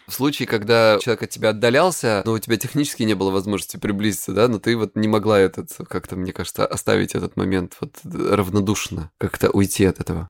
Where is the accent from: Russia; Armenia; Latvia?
Russia; Krasnodar Krai; я с Кубани